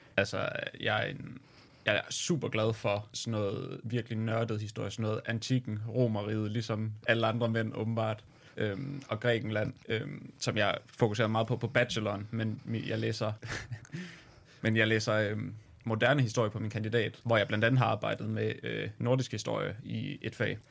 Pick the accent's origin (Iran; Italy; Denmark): Denmark; Aarhus, Central Denmark Region; Swedish is a second language; jag är från Aarhus